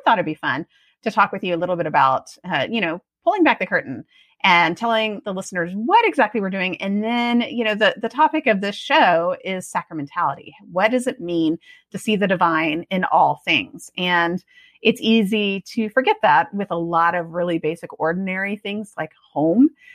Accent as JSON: {"language": "English", "town": "Austin", "region": "Texas", "country": "United States", "tie": "born or raised there", "also_born_or_lived": "Oregon", "lives_now": "Georgetown, United States", "said": "I grew up in Austin"}